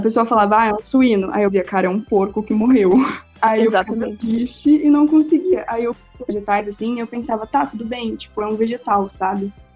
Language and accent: Portuguese; Rio Grande do Sul, Brazil; eu sou gaúcha